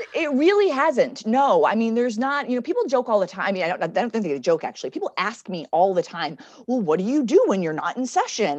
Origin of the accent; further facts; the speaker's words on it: Connecticut, United States; moved away as an adult; also born or lived in Richmond, Virginia / Oklahoma; now in Alexandria, United States; I'm from Connecticut originally.